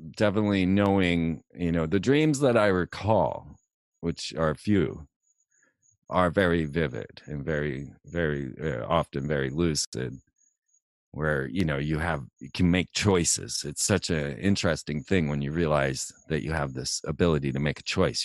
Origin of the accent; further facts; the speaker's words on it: Orlando, Florida, United States; Orlando, Florida.